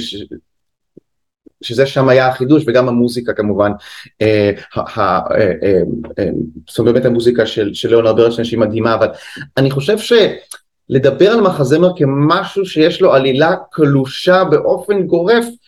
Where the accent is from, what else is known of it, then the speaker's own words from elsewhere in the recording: Haifa, Haifa District, Israel; moved away as an adult; also born or lived in England / New York; אני במקור מהקריות, מחיפה.